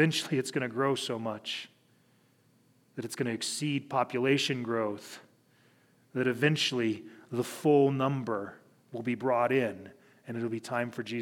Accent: Cheyenne, Wyoming, United States; being a pastor in the city that I graduated high school. I grew up here in Cheyenne.

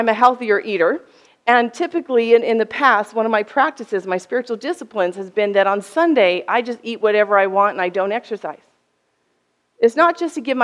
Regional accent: United States; I'm American from the West

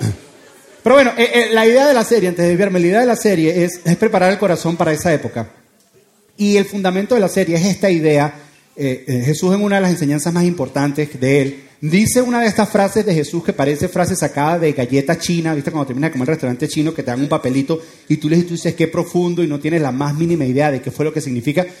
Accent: Venezuela; moved away

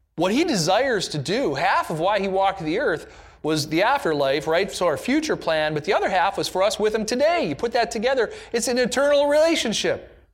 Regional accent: United States; an American in the nineteen nineties

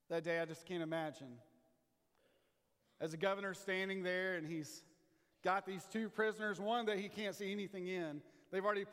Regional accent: Texas, United States; my hometown team, the Rangers

